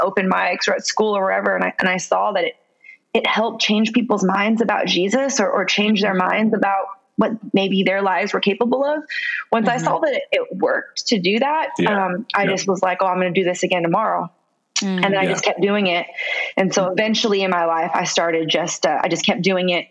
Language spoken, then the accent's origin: English; San Francisco, California, United States; I'm originally from San Francisco, California. I grew up in the hood, like the hood